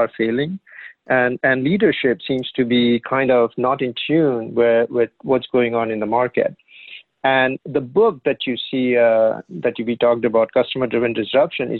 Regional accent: India; moved away as an adult; now in United States; I grew up in India

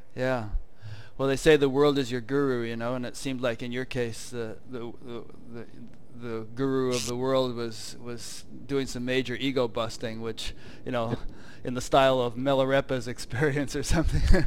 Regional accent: Fairfield, Connecticut, United States; I'm from Connecticut

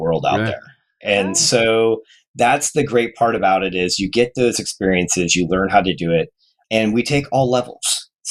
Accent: Phoenix, Arizona, United States; also born or lived in Detroit, Michigan; now in Kansas City, United States; I grew up in Phoenix area

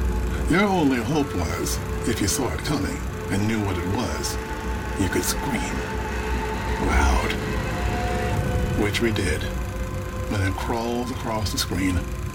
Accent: Rochester, New York, United States; when I was a kid, my big sister took me to the Capitol Theater in my hometown of Rochester, New York.

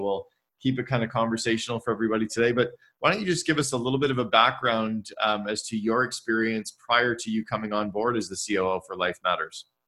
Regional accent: Canada; I'm Canadian uh, and and uh, grew up with French

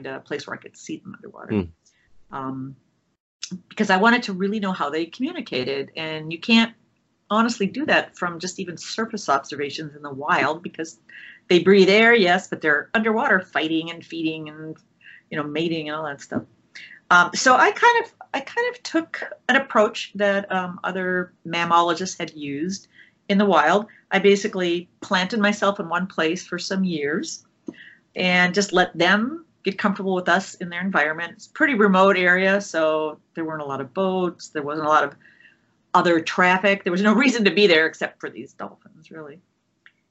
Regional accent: Minnesota, United States; moved away; also born or lived in Oregon; I grew up in Minnesota.

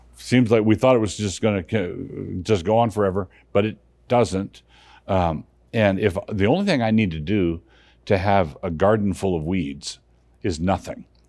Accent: Annapolis, Maryland, United States; moved away; I grew up in Annapolis, Maryland

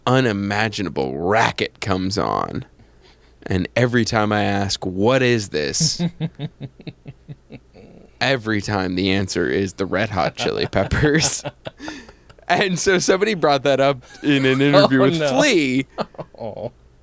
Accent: New England, United States; also born or lived in Texas / North Carolina; Growing up in New England, all over New England and Texas and North Carolina.

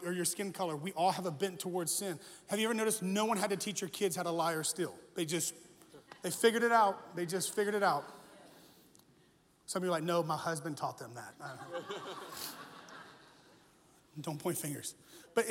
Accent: United States; I was born in America, which makes me an American

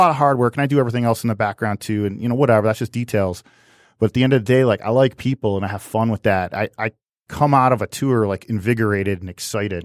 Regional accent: United States; I'm an American.

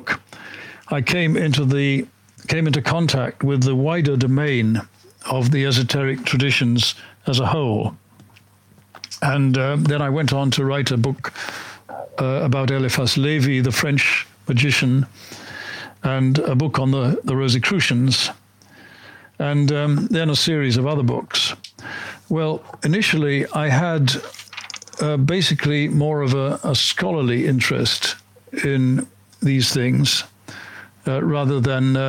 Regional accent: Edinburgh, Scotland, United Kingdom; moved away as an adult; also born or lived in Kent, England / Oxford, England; I was born in 1943 in Kent, in southeast England, to a British father and American mother. But I grew up mostly in Edinburgh in the 1950s and 60s

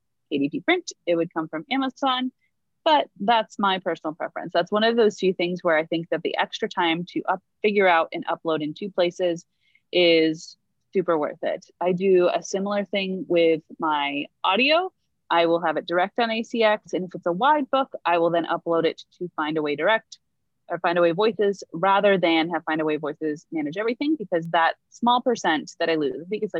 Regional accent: United States; we Americans have to pay out the wazoo

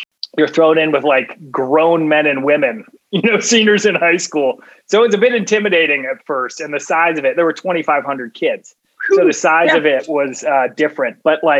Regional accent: Cincinnati, Ohio, United States; moved away as an adult; also born or lived in Notre Dame, Indiana; I grew up in Cincinnati, Ohio. Cincinnati is an interesting place because it's like, you know, it's a mid-sized city. It's right on the border with Kentucky and Indiana. So it's kind of like Appalachia there, like right outside of Cincinnati.

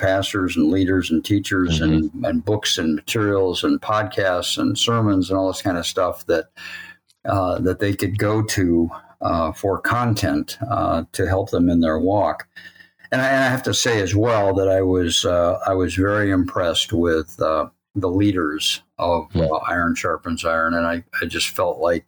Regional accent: Sturgis, Michigan, United States; also born or lived in Illinois / Coldwater, Michigan / Ohio; from the age of 2.5 or something like that, I moved with my family to Sturgis, Michigan, where I went to high school

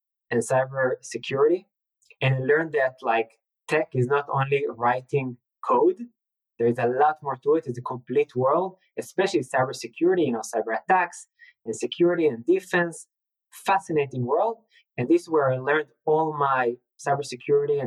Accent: Tel Aviv, Tel Aviv District, Israel; it was amazing growing up in Israel

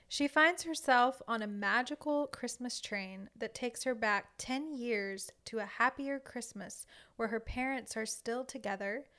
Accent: Southern Louisiana, United States; a Cajun girl from Southern Louisiana.

